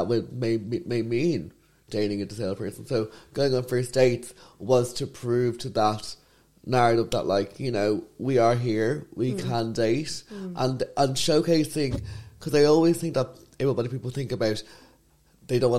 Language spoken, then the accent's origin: English; Ireland; I'm Irish